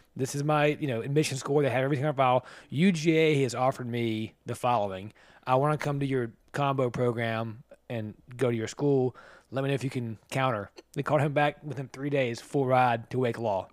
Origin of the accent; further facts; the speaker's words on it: the South, United States; I'm from the South